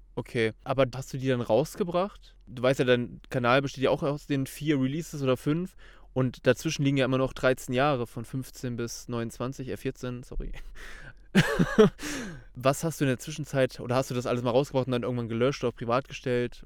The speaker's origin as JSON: {"language": "German", "area": "Kassel area", "region": "Hesse", "country": "Germany", "tie": "born or raised there", "moved": "yes", "said": "ich komme ursprünglich aus Kassel, so ungefähr"}